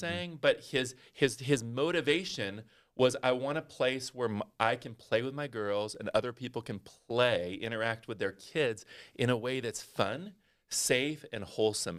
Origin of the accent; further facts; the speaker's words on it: Northern California, United States; I grew up in Northern California